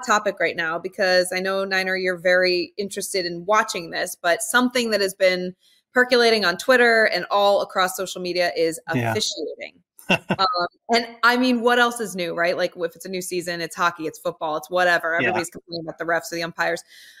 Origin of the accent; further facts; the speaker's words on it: New Jersey, United States; growing up in the New Jersey area, I mean, growing up on some of the greatest courses ever in the tri-state area.